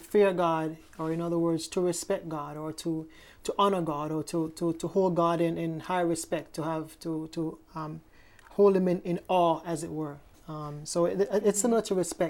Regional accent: Hanover Parish, Jamaica; I'm from Jamaica, Parish of Hanover in Jamaica

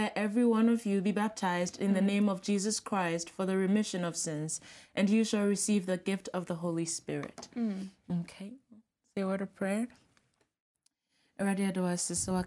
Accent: Ghana; I'm from Ghana

